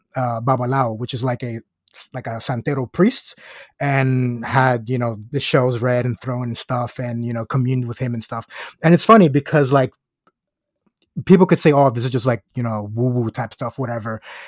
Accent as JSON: {"language": "English", "country": "United States", "tie": "born or raised there", "said": "but I was as Catholic as any other Latin American person growing up in the United States."}